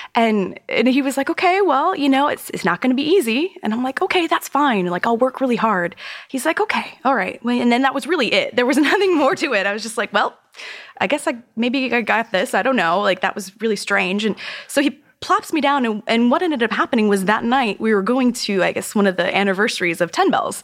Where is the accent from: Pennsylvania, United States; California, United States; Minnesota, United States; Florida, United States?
Florida, United States; moved away as an adult; now in New York City, United States; growing up in Florida